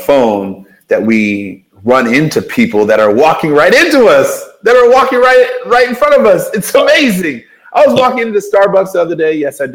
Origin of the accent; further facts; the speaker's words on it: Baltimore, Maryland, United States; now in Ohio, United States; I'm from Baltimore